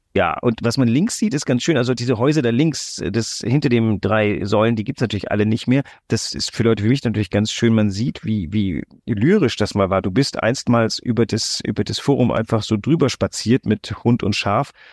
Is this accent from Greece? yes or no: yes; Greece; now in Hamburg, Germany; ich bin ja in Griechenland groß geworden.